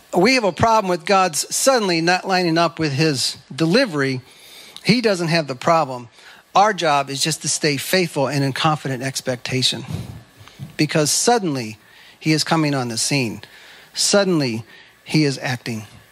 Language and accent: English; United States; I'm an American